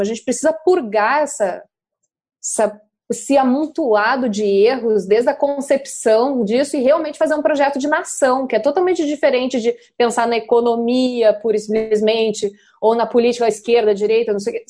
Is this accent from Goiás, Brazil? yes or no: no; Rio Grande do Sul, Brazil; accent: gaúcho; moved away; also born or lived in China / Rio de Janeiro; eu realmente eu sou gaúcha, uma vez gaúcho, gaúcho para sempre